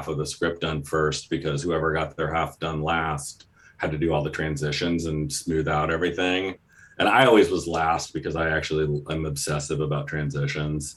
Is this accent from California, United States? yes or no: yes; San Diego, California, United States; I grew up partly in San Diego